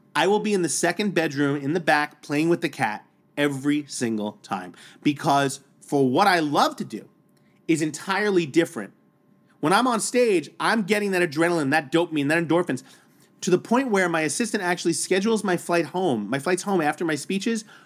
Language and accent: English; New York City, New York, United States; growing up in New York City public schools in Staten Island, New York